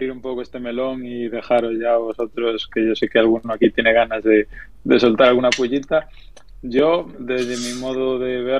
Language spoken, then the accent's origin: Spanish; Galicia, Spain; nuestro lenguaje, vaya, nuestro, nuestro idioma gallego